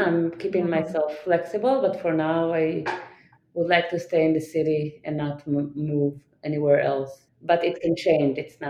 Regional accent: New York, United States; where are you from, I'm gonna say New York. But most people will not accept that answer because of my accent.

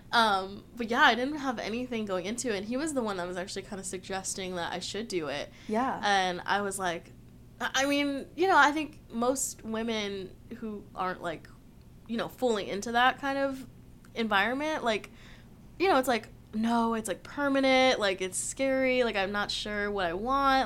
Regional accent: Orange County, California, United States; now in San Diego, United States; I'm from Orange County, so nice. just kind of grew up there

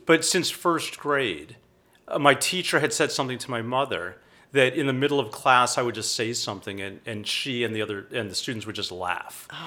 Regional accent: outside of Philadelphia, New Jersey, United States; now in Austin, United States; I grew up outside of Philadelphia

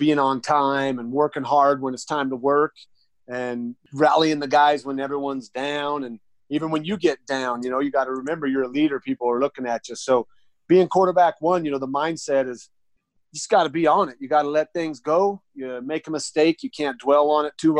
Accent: Idaho, United States; moved away as an adult; also born or lived in Arizona / Denver; I was a young kid born and raised in Idaho

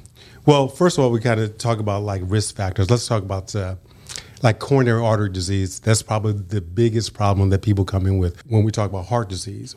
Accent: San Francisco Bay Area, Northern California, United States; born or raised there; moved away as an adult; also born or lived in Brownsville, Tennessee / Los Angeles; now in West Tennessee, United States

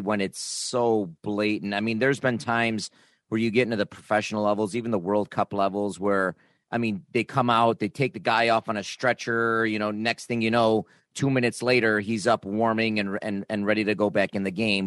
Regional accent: Niagara Falls, New York, United States; I grew up in Niagara Falls

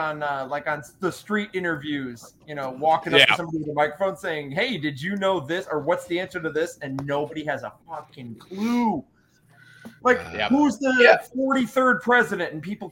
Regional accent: Michigan, United States; I'm from Michigan

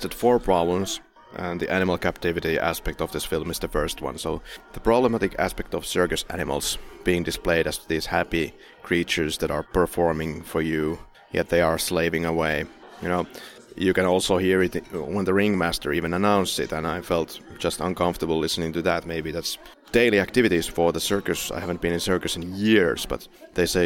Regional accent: Finland; English is a second language; now in Poland; I live in Poland, I'm from Finland

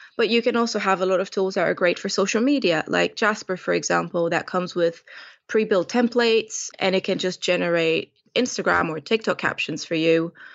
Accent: Romania; moved away as an adult; now in London, United Kingdom; Romanian born and bred, and I've been in London for well over twelve years now.

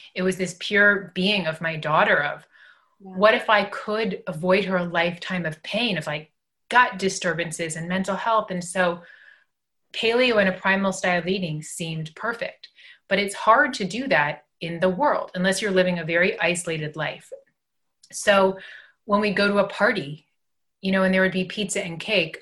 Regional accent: Los Angeles, California, United States; growing up in Los Angeles

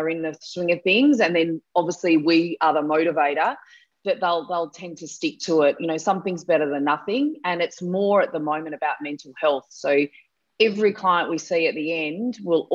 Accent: Mount Gambier, South Australia, Australia; So I was from Mount Gambier in South Australia.

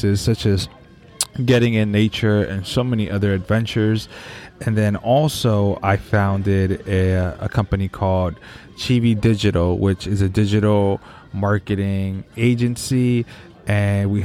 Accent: San Francisco Bay Area, California, United States; also born or lived in San Rafael / Richmond; I'm from the Bay Area, born in San Francisco, spent part of my childhood in between Marin County and the East Bay, so San Rafael and Richmond

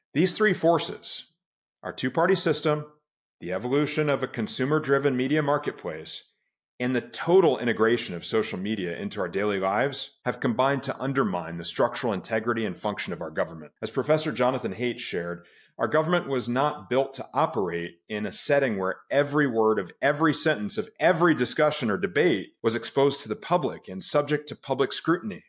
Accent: United States; I was also born an American, and as an American, I'm a patriot

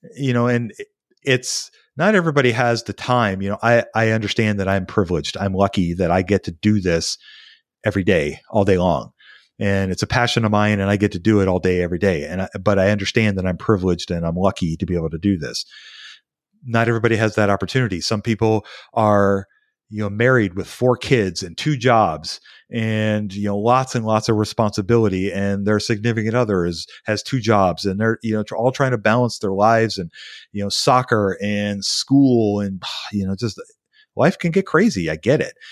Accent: United States; as an American citizen

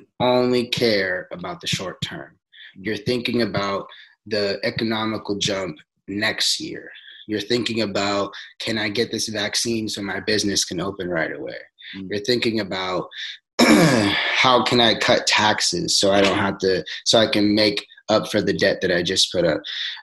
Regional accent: Forest Grove, Oregon, United States; also born or lived in Cornelius, Oregon; I grew up in Forest Grove, Oregon

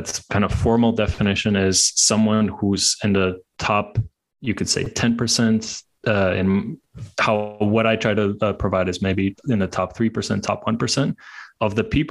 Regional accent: Latvia; now in Hungary; I'm from Latvia. I'm now based in Hungary

